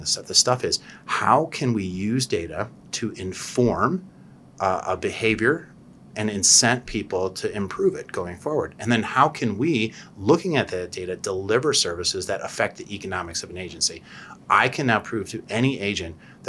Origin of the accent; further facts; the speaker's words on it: Cleveland, Ohio, United States; I'm Polish from Cleveland